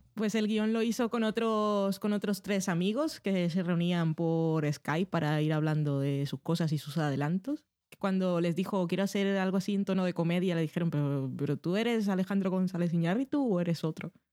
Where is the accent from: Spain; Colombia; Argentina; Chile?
Colombia; Barranquilla, Atlántico; moved away